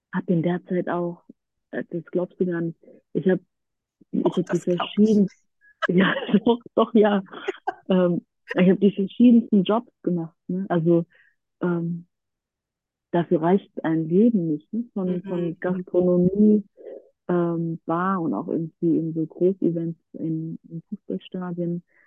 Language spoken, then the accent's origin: German; near Frankfurt, Hesse, Germany; now in Berlin, Germany; ich komme aus der Nähe aus Frankfurt, lebe seit vielen Jahren in Berlin